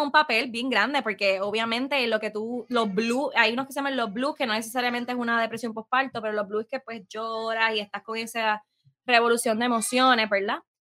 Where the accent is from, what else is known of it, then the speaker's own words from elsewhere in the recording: San Sebastián, Puerto Rico; also born or lived in Aguadilla, Puerto Rico; siempre voy a decir que soy de Pepiniana, porque literalmente toda mi vida me crié allí.